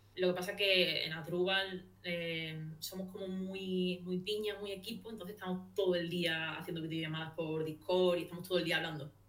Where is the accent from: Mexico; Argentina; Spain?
Spain; Seville, Andalusia; soy de Sevilla